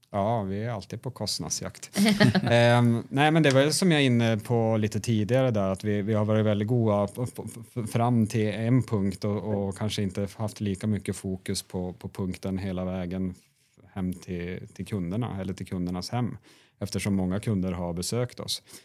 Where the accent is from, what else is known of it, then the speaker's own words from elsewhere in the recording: Sweden; moved away as an adult; also born or lived in Norway; now in Oslo, Norway; Ni hör att jag är svensk